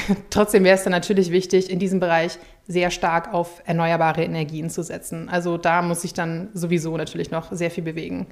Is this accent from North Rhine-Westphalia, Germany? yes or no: no; Schleswig-Holstein, Germany; in meiner Heimat Schleswig-Holstein